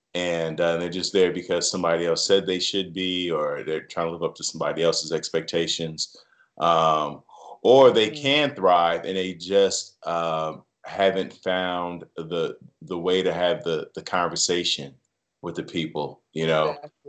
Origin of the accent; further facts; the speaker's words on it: Chicago, Illinois, United States; It is. That's my hometown right there.